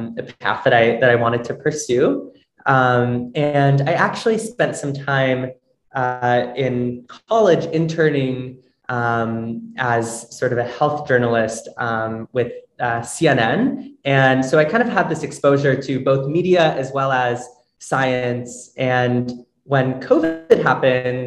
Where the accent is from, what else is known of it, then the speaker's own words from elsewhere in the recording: Northern Virginia, United States; moved away as an adult; now in New York City, United States; I am originally from Northern Virginia, but I moved to New York City for undergrad